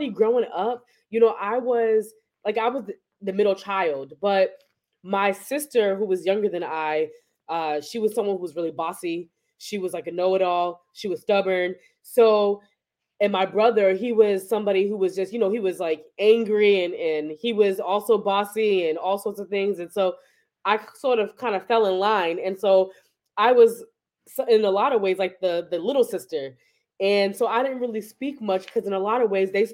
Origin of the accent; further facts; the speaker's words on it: Boston, Massachusetts, United States; also born or lived in New Jersey; I grew up in Boston